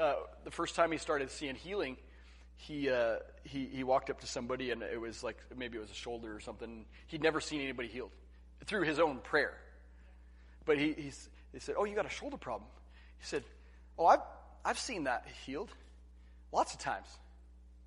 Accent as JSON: {"language": "English", "town": "La Grande", "region": "Oregon", "country": "United States", "tie": "born or raised there", "said": "I grew up in La Grande, Oregon"}